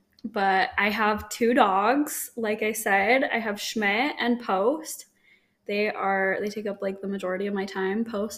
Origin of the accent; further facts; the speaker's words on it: Holladay, Utah, United States; moved away as an adult; now in Tempe, United States; I grew up in Salt Lake City, Utah, Holiday to be specific. And then I moved down to Tempe to go to ASU in 2016 and been here ever since.